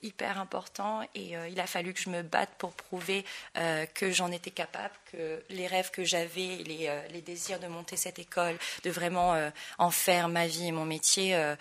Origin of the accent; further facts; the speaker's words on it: French Polynesia; moved away as an adult; now in Paris, France; Je suis née à Tahiti, j'ai commencé la danse tahitienne quand j'avais 3 ans.